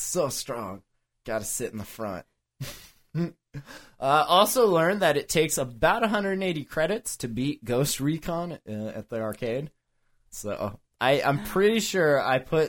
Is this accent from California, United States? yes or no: no; Montana, United States; we're from Montana